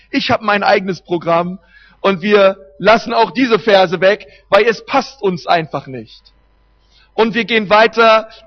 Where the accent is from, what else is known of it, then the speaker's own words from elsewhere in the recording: Berlin, Germany; Wir haben bei uns in Berlin, ich bin Berliner, wenn man ein Stück rausfährt nach Brandenburg, einen Havelpark